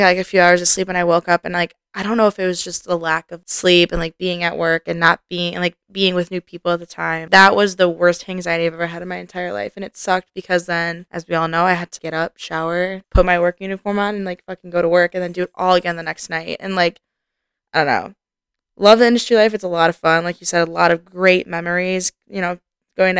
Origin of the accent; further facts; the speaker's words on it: Cleveland, Ohio, United States; now in Columbus, United States; I'm not even from Columbus, I'm from Cleveland